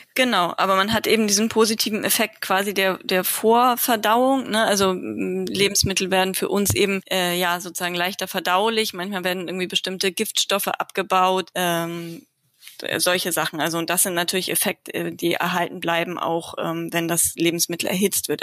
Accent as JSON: {"language": "German", "region": "Lower Saxony", "country": "Germany", "also_born_or_lived": "Tübingen / Hamburg", "lives_now": "Wendland, Germany", "said": "ich komme ursprünglich aus Niedersachsen"}